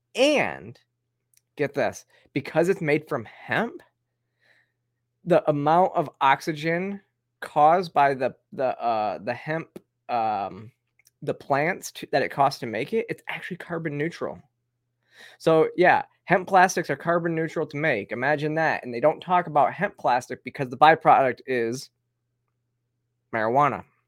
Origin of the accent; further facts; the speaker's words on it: Flint, Michigan, United States; now in Georgia, United States; I grew up, uh, with well water outside of Flint